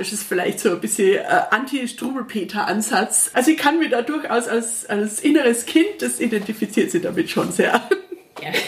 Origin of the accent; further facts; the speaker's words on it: Austria; Als Österreicherin darf ich das ja fast gar nicht sagen, aber da ist ja schon ein sehr deutscher Räuber, der Hotzenplotz.